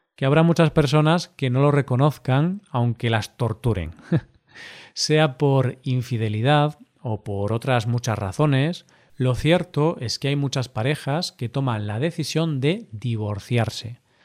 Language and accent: Spanish; Spain; somos el país europeo